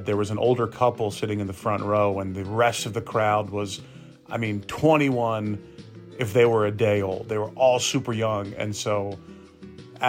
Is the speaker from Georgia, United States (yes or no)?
yes; Lawrenceville, Georgia, United States; also born or lived in Florida; now in Atlanta, United States; That's where I grew up.